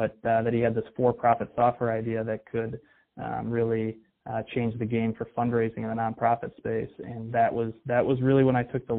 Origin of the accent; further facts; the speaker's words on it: Detroit, Michigan, United States; I'm from the Detroit area